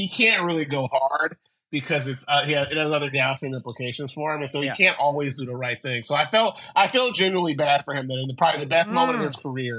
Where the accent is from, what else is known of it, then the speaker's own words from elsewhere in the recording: San Francisco, California, United States; also born or lived in Vallejo; I grew up in San Francisco, and it's a wildly different city now than it was then. But I grew up. Mm. We ended up moving to Vallejo because it was cheaper. My parents could afford a house there. But I spent a lot of time in San Francisco in the 80s.